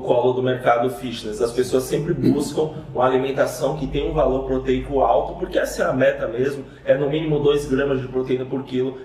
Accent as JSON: {"language": "Portuguese", "region": "Bahia", "country": "Brazil", "said": "no Nordeste da minha terra, da Bahia"}